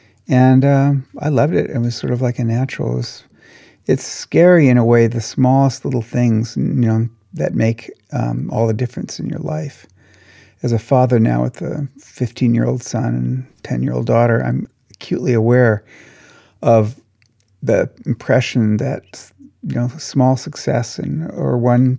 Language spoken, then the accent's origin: English; Washington, United States; also born or lived in Los Angeles; I grew up on a farm in Washington State. And I was born in Los Angeles, but my family moved around a lot. And I probably lived in 15 different cities before I went into kindergarten.